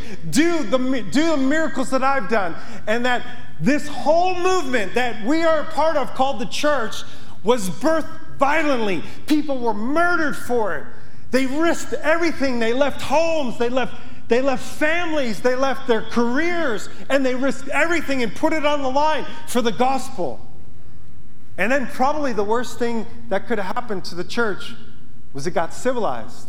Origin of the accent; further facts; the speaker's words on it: Yonkers, New York, United States; moved away as an adult; now in Montana, United States; I'm from Yonkers, New York. I don't know how I got out here. I'm still trying to figure that out. God just told my wife and I want you to go to Montana. I've never been west of the Mississippi. I'm a city boy. Grew up on the pavement just outside of the Bronx.